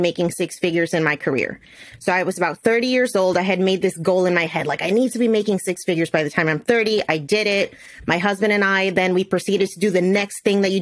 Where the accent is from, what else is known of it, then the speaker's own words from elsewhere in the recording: New Jersey, United States; I was born and raised in New Jersey, and the pharmaceutical industry is really big out here